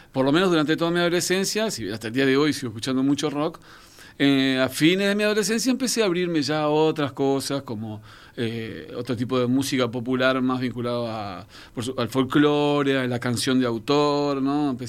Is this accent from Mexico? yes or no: no; France; born there; Yo nací en Francia y por ende, si bien soy hijo de uruguayos, eh, mi, marco musical primario fue un poco en Francia, los primeros años de mi vida.